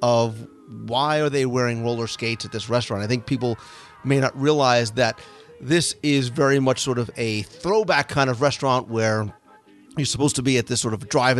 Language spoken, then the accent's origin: English; New Jersey, United States; I grew up in New Jersey in the 70s